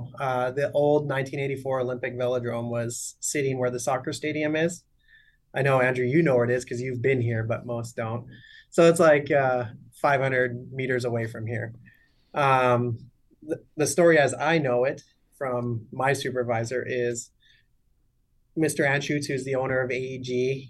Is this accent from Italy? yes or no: no; Canada; now in United States; Yeah, I'm Canadian. I raced for the Canadian team, national team, from 2003 to 2012